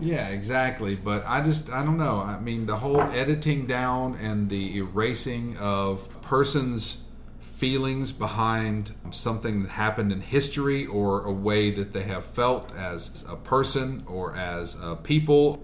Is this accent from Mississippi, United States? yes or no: yes; Columbus, Mississippi, United States; also born or lived in Maryland; I was born in Maryland, but I, did, I was raised here in Columbus, yeah. Mississippi. I was raised in the South.